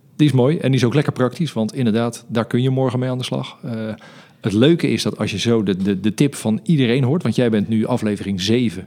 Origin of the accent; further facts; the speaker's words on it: Netherlands; we als Nederlanders